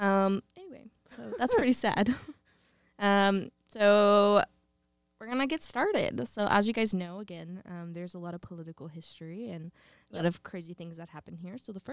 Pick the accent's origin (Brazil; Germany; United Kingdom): Germany; Schweinfurt, Bavaria; born there; I was born in Schweinfurt, Bavaria. Listen. In Schweinfurt. Community hospital.